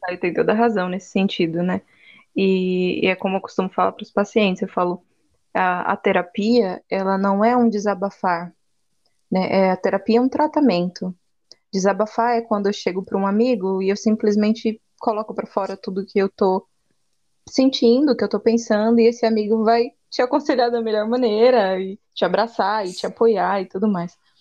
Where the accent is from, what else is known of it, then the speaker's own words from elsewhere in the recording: interior of São Paulo, Brazil; now in Aracaju, Brazil; Eu sou do interior de São Paulo, atualmente moro em Aracaju, no Nordeste